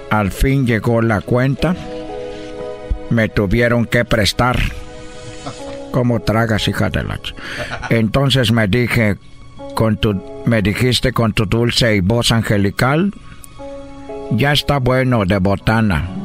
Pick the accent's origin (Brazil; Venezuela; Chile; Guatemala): Brazil; Spanish is a second language; now in Mexico; yo soy brasileño, pero pues yo llegué a México